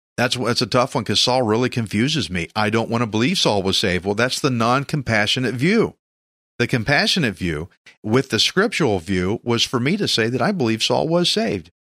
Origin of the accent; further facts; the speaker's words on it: Texas, United States; I'm just a Texan dude